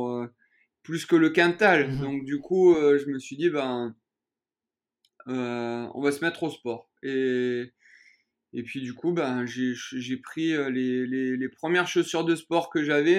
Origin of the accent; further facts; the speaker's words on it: Châteauneuf-de-Gadagne, Provence-Alpes-Côte d'Azur, France; moved away as an adult; also born or lived in Cavaillon, France; now in Écully, France; je suis né à Cavaillon, donc euh, dans le Vaucluse.